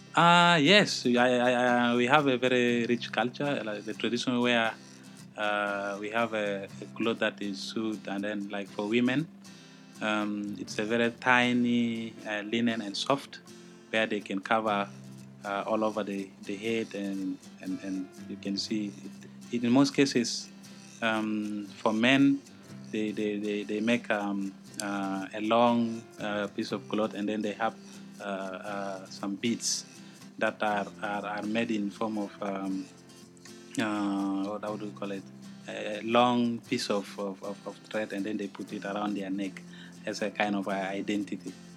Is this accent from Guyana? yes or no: no; South Sudan; I come from the Republic of South Sudan, and that's one of the newest countries in the world